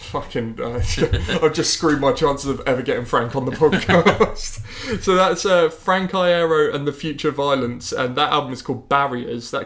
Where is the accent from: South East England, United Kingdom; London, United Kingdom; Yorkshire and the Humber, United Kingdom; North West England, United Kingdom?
South East England, United Kingdom; Horsham; Brighton is not far from my hometown in Horsham in West Sussex.